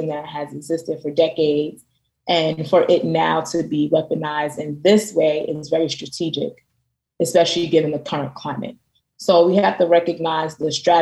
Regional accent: New York City, New York, United States; now in Philadelphia, United States; I'm from Brooklyn, New York

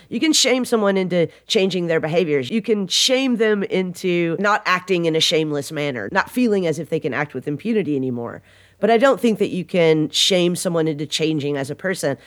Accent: the South, Southern United States, United States; accent: Southern; I have a Southern accent

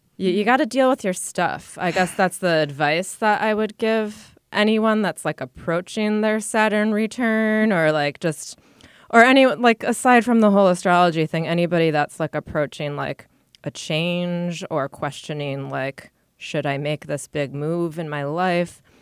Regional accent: Rochester, New York, United States; moved away as an adult; also born or lived in Buffalo / Connecticut; now in New York City, United States; I grew up in Rochester

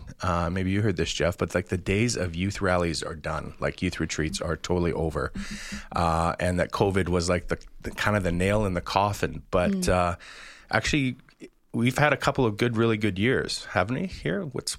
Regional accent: Moose Jaw, Saskatchewan, Canada; I grew up in Moose Jaw. I was a youth pastor in Moose Jaw for years.

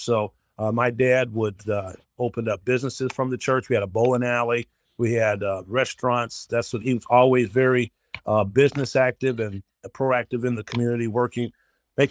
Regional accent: Denver, Colorado, United States; now in Cleveland, United States; the church I grew up in now in Denver, Colorado

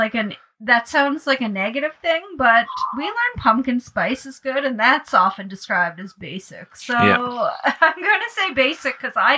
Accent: Cape Breton, Nova Scotia, Canada; now in Alberta, Canada; I'm from Cape Breton

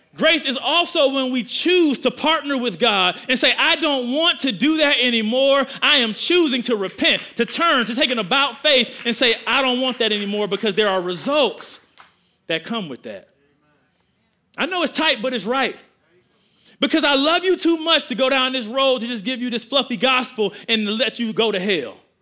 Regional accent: Milwaukee, Wisconsin, United States; I grew up in Milwaukee, Wisconsin.

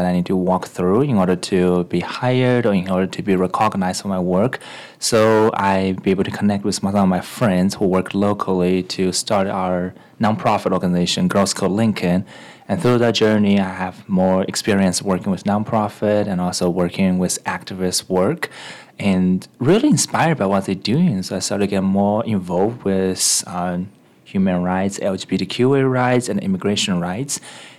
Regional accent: China; also born or lived in Japan; after I was born in China, I was sent to Japan to receive some education. Unfortunately, it seems like my personality is not the best fit in Japanese culture during that time, so I was being sent back to China for a boarding school experience.

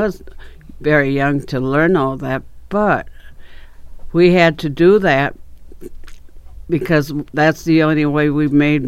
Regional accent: Albert Lea, Minnesota, United States; born there; I was born in Albert Lea, 1949. I was there, and my dad had a candy store in Albert Lea.

